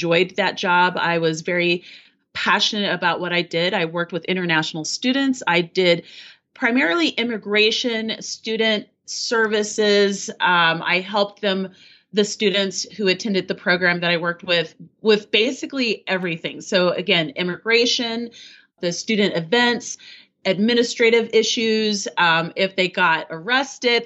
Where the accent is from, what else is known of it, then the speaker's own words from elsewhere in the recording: Colorado, United States; also born or lived in Paris, France; I'm American. I'm from Colorado.